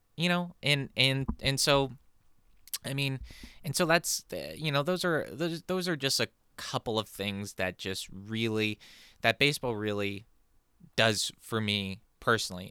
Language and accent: English; California, United States; growing up in California